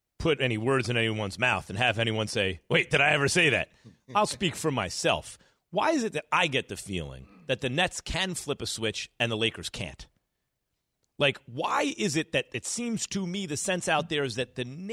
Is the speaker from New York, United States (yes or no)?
yes; New York, United States; Growing up in New York